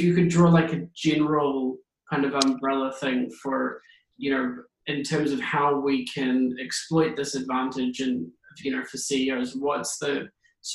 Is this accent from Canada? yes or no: no; New Zealand; as a Kiwi